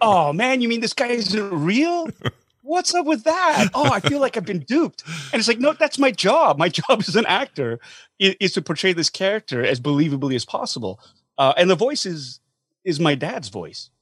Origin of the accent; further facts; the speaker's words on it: Calgary, Alberta, Canada; I grew up in Calgary as well